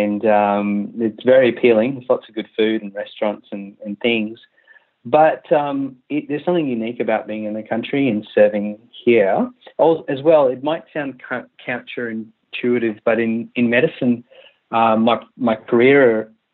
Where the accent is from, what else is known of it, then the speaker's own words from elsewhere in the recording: Western Australia, Australia; also born or lived in Malaysia / Sydney / Tamworth; we moved to Western Australia from Malaysia when I was 10. And I'm 37 now, so we've been in Australia